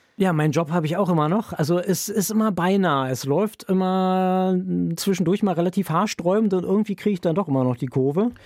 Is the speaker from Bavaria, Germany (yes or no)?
no; Berlin, Germany; moved away as an adult; now in Bremen, Germany; Ich komme aus Berlin ursprünglich